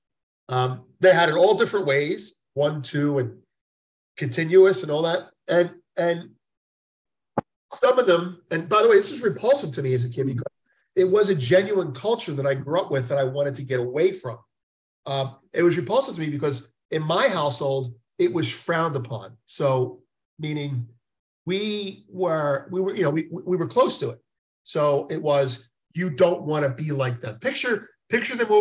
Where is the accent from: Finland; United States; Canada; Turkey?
United States; I grew up in the inner city, Italian American